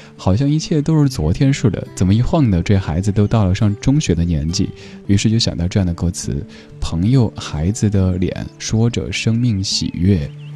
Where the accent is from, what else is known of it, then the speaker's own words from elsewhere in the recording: Sichuan, China; accent: Sichuan; 用我家乡人、四川人的口音来念，应该就是“大富法